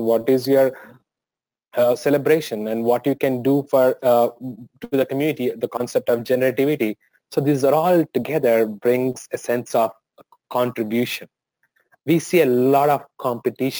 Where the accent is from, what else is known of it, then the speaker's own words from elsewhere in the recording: India; moved away as an adult; now in United States; living in India and growing up in India, that makes a lot of difference